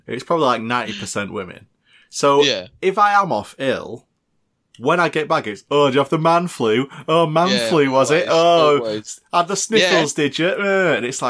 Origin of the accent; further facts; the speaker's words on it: United Kingdom; I'm also British.